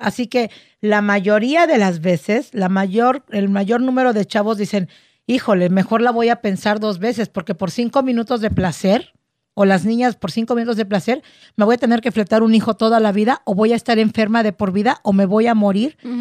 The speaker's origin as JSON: {"language": "Spanish", "country": "Mexico", "said": "Soy mexicana, amo mi cultura"}